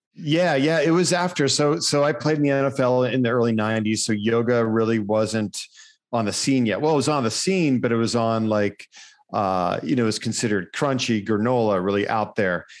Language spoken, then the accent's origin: English; Erie, Pennsylvania, United States; There was a school in my hometown, uh, Gannon University